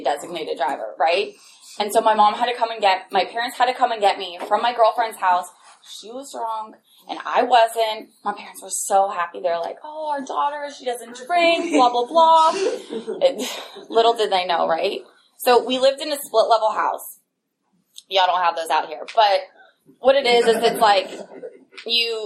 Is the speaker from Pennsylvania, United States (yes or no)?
no; Upper Arlington, Ohio, United States; growing up in Upper Arlington, it was a suburb of Columbus.